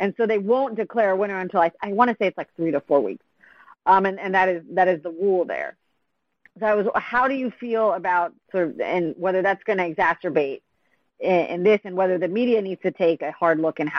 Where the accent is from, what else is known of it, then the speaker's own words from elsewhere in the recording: Pennsylvania, United States; I think my home state of Pennsylvania has that rule, if I remember correctly.